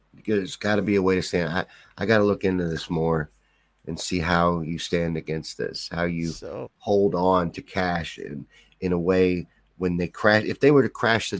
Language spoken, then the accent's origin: English; Kentucky, United States; I grew up in Kentucky